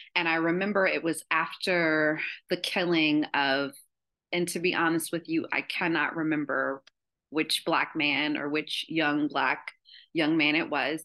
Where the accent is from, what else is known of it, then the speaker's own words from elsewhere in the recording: Columbus, Ohio, United States; I'm from Columbus, Ohio